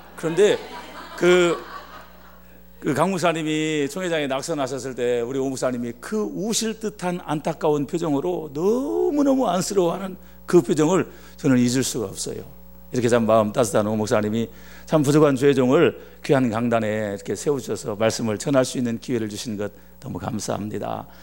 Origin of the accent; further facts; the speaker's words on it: Chungcheong, South Korea; 제가 충청도 사람입니다.